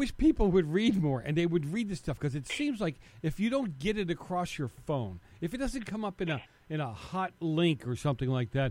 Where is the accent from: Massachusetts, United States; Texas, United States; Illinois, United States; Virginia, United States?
Massachusetts, United States; Boston; I'm from Boston.